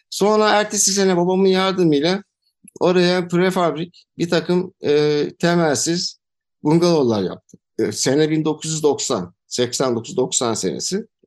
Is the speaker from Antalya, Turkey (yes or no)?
yes; Antalya, Turkey; Antalya doğumluyum. E, ailem de Antalya'lı. Babam e, aslı muhacir olarak geçer ama e, Antalya doğumlu, kale içinde doğumlu bir e, kişiyim.